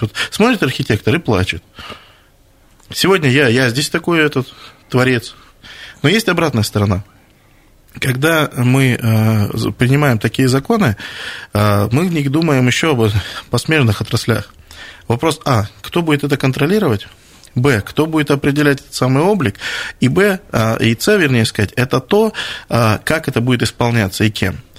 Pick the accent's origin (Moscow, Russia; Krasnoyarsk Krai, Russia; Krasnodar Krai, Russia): Krasnoyarsk Krai, Russia; Krasnoyarsk; как жители Красноярска